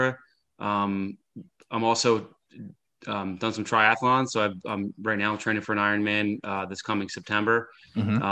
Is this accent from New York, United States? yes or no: no; Philadelphia, Pennsylvania, United States; I'm originally from Philadelphia, Pennsylvania